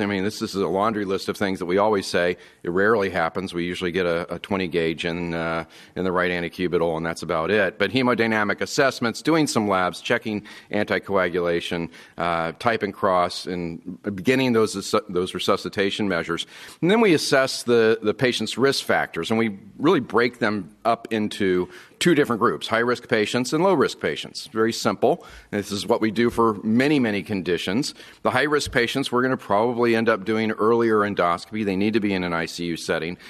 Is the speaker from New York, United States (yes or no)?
no; Texas, United States; I'm from Texas